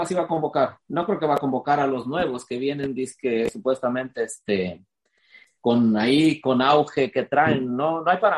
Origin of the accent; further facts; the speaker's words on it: Mexico; Así, somos los mexicanos.